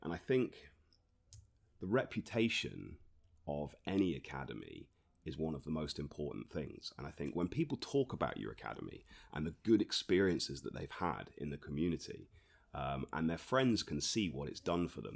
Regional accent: Torquay, South West England, United Kingdom; also born or lived in Reading; I was born in Torbay, um, so I've, I've lived here most of my life. I spent a couple of years away in Reading

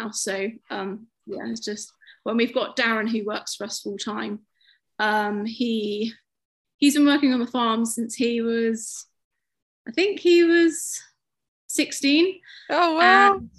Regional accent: United Kingdom; Obviously, it's being British, but it is so important, isn't it, to farmers

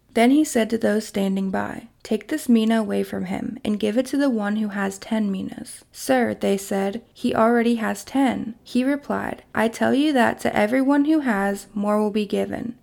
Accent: Kentucky, United States; my hometown in Kentucky

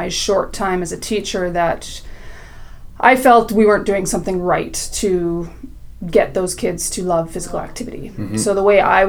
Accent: Saskatoon, Saskatchewan, Canada; I'm from Saskatoon, mm-hmm. Saskatchewan, born and raised

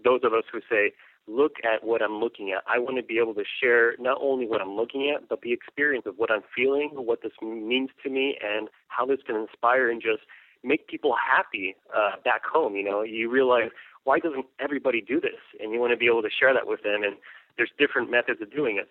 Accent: El Paso, Texas, United States; now in Austin, United States; I'm from the United States, directly from El Paso, Texas. I was raised uh, in a Mexican household. My whole family's from Mexico, and I was raised here in the States

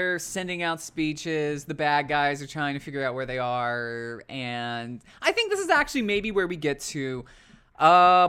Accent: United States; as an American

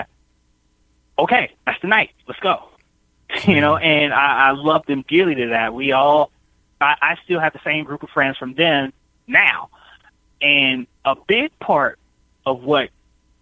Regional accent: United States; I grew up here in America

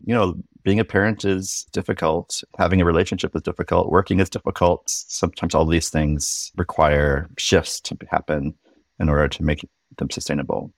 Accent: Irvine, California, United States; moved away as an adult; also born or lived in Berkeley, California / Seattle, Washington; I grew up in Southern California in Irvine.

